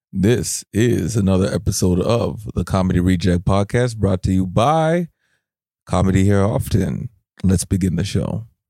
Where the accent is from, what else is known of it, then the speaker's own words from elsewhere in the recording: Canada; as a Canadian